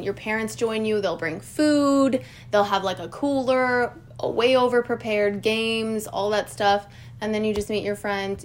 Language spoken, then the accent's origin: English; Prescott, Arizona, United States; living and growing up in Prescott